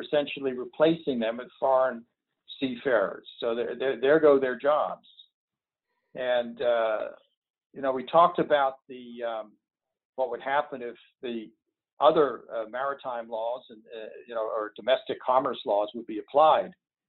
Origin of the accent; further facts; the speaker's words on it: Massachusetts, United States; my home state of Massachusetts